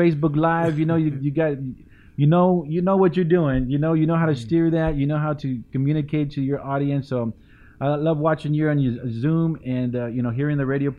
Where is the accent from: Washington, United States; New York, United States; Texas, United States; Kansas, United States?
Texas, United States; San Antonio; I was born and raised here in San Antonio